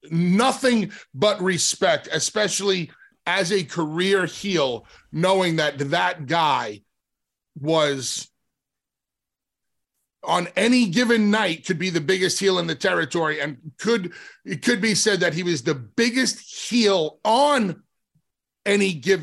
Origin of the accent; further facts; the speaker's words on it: New York, United States; as an Italian kid growing up in New York